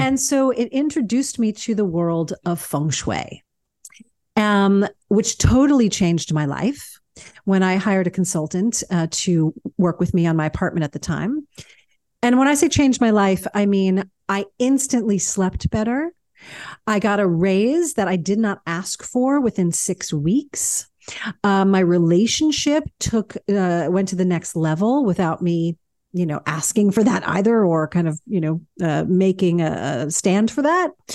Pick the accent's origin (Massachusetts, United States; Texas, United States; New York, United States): New York, United States; New York City; also born or lived in Baltimore, Maryland; growing up in New York was you know, it was kinda everything, um, I, I grew up fast because of it